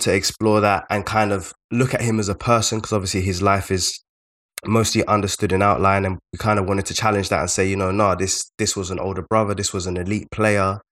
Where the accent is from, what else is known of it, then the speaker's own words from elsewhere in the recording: London, United Kingdom; we're both from South London